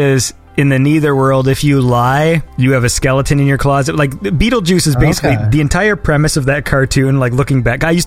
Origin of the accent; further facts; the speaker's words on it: Canada; also born or lived in Toronto; I'm Canadian.